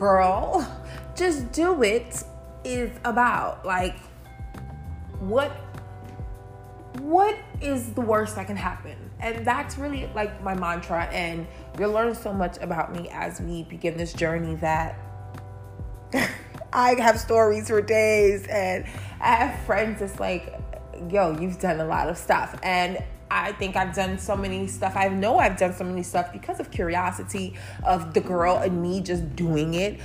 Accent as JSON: {"language": "English", "town": "Baltimore", "region": "Maryland", "country": "United States", "tie": "born or raised there", "also_born_or_lived": "Brooklyn, New York / New York City", "moved": "as an adult", "said": "I was born in Brooklyn, New York, but I was raised in Baltimore, Maryland. So Baltimore will forever be my hometown"}